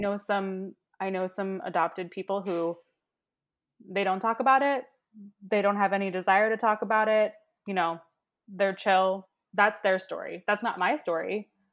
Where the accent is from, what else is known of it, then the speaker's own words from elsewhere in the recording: Baltimore, Maryland, United States; I'm from, you know, Baltimore. I'm from down the road.